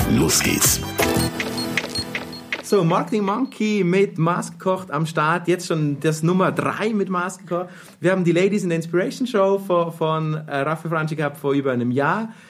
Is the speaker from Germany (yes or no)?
no; Switzerland; accent: Swiss German; Maßkocht war wirklich eine spontane Geschichte, die direkt halt in unserem schönen Schweizer Dialekt entstanden ist und du hast nichts davon verstanden.